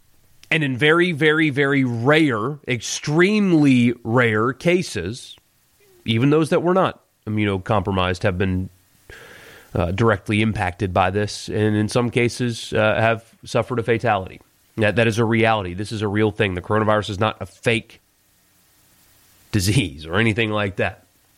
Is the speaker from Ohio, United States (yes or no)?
yes; Ohio, United States; When I was growing up in Ohio, right on the Michigan border, we went to Michigan games on fall Saturday afternoons